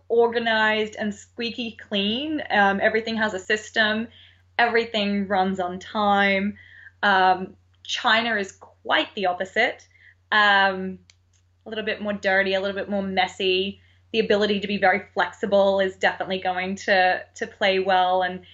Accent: Australia; accent: Australian; now in United States; I miss my Australian accent.

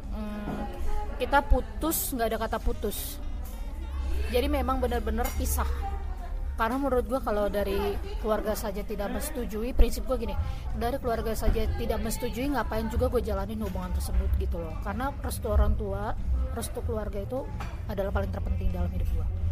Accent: Pematangsiantar, North Sumatra, Indonesia; gue tinggal di kampung gue di Siantar

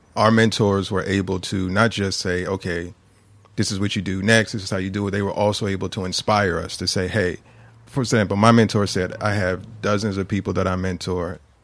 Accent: Philadelphia, Pennsylvania, United States; I grew up in the Queen Lane housing development

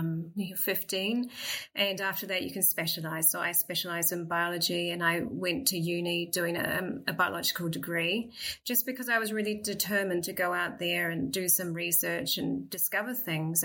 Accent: New Zealand; also born or lived in Cambridge, United Kingdom; now in Perth, Australia; I grew up in New Zealand

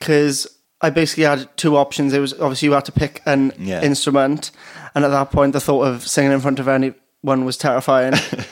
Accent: Pontypridd, Wales, United Kingdom; In Pontypridd.

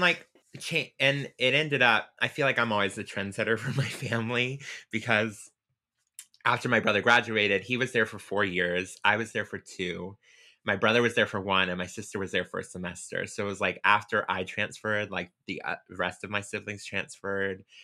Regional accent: Pensacola, Florida, United States; I grew up in Pensacola, Florida.

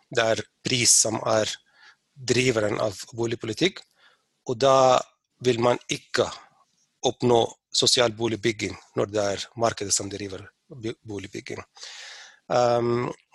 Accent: Sudan; now in Norway; Der jeg har vokst opp

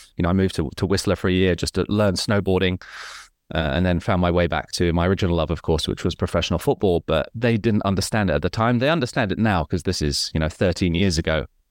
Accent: Hong Kong; my life was fairly comfortable in Hong Kong

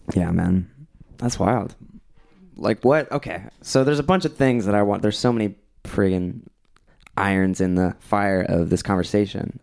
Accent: Southern California, United States; I'm from Southern California

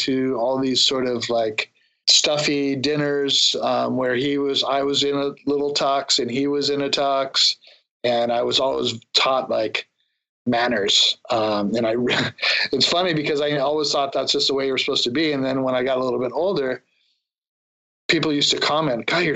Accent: San Diego, California, United States; I grew up in San Diego, and I was surfing, skateboarding my whole youth

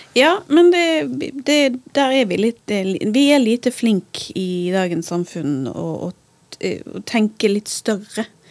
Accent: Bergen, Vestland, Norway; also born or lived in New York; som en bergenser på Manhattan

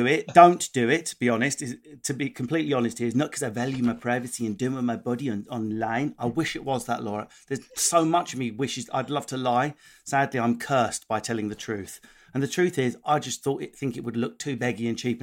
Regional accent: Essex, East of England, United Kingdom; accent: Essex; The Essex accent, you do have the moron vowels, but you have a clipped camp precision at the end where we're desperately trying to sound a bit more educated and posh than we are

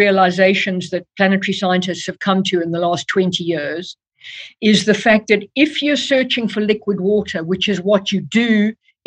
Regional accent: South Africa; moved away as an adult; now in United Kingdom; I was born and brought up in South Africa

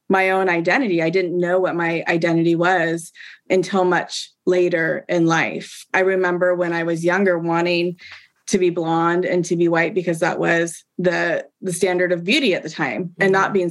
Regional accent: Pacific Northwest, United States; growing up in the Pacific Northwest in a, in a majority white community.

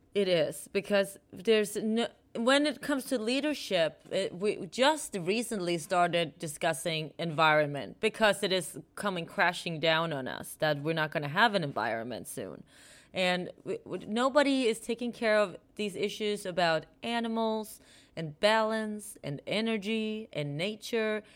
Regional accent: Sweden; moved away; I'm from Sweden

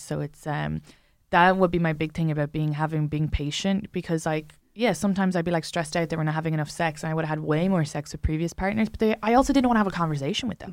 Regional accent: Ireland; I'm an Irish woman

